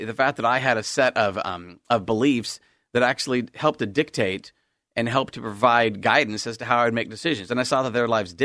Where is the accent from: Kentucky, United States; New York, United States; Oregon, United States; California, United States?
Oregon, United States; Salem; I was born and raised in Salem, Oregon